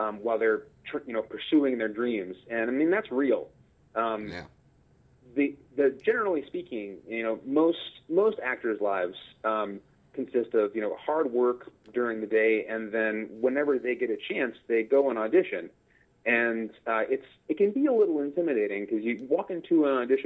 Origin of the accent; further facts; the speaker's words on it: Baton Rouge, Louisiana, United States; moved away as an adult; also born or lived in Syracuse / Pittsburgh; originally, I grew up in Baton Rouge, Louisiana. I was there until I graduated from college, and then I went all over the Northeast